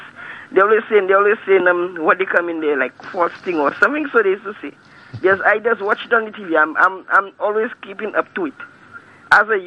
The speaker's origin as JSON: {"language": "English", "country": "St. Lucia", "said": "I'm from Kashi South"}